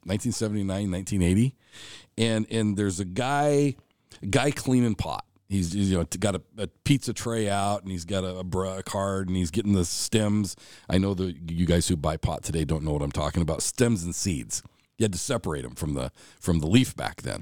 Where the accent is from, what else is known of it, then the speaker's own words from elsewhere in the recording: Douglas, Alaska, United States; also born or lived in Montana / Juneau; I grew up in Douglas, cross, cross the bridge from Juneau